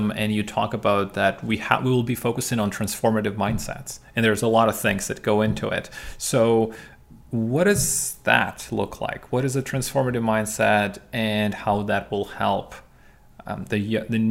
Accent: Ukraine; I'm from Ukraine, from Eastern Europe

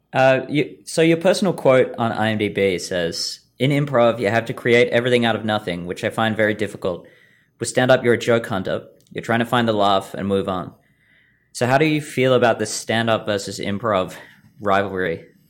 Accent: Australia; moved away as an adult; now in Vancouver, Canada; I've only lived here for a year. I'm from Australia

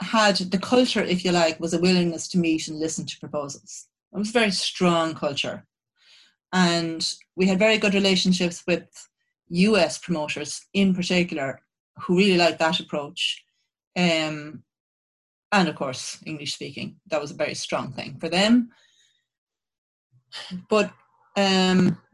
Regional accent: Ireland; as an Irish person

